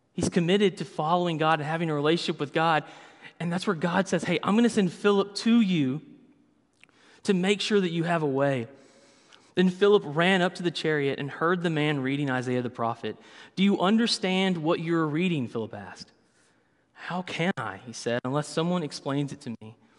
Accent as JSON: {"language": "English", "region": "the South", "country": "United States", "tie": "born or raised there", "said": "I grew up in the South, so everything was fried"}